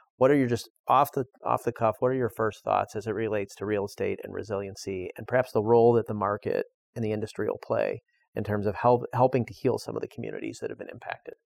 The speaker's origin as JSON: {"language": "English", "town": "Chicago", "region": "Illinois", "country": "United States", "said": "I come from Chicago"}